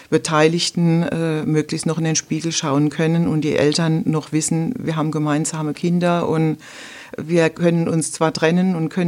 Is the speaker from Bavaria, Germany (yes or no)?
no; Rhineland-Palatinate, Germany; Ja, ich äh, bin aus der Pfalz, äh, bin in der Westpfalz tätig als Rechtsanwältin